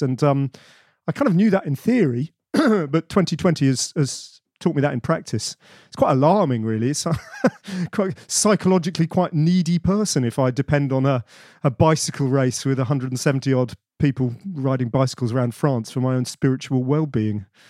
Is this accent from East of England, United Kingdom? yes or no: yes; Bedford, East of England, United Kingdom; I grew up in Bedford, which is in the middle of nowhere, but provincial England.